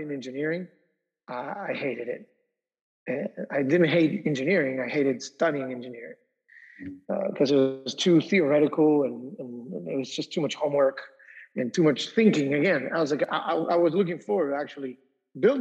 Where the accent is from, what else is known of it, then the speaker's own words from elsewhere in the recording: Argentina; moved away as an adult; now in United States; I grew up in South America. So when I moved to the United States to go to college